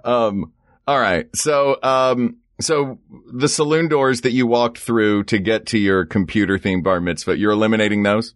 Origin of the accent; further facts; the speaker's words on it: the South, United States; moved away; I grew up in the South